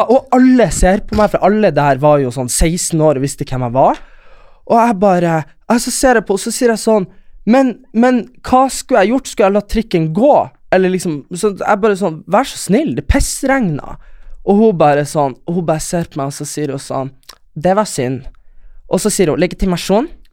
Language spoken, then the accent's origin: Norwegian; Lule Sami area, Nordland, Norway; der vi er fra, er det jo lulesamer, og de har ikke så mye rein. Det er mest fiske